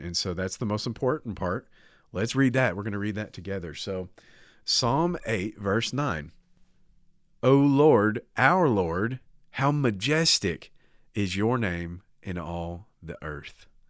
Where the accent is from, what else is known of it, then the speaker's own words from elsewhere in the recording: United States; I'm American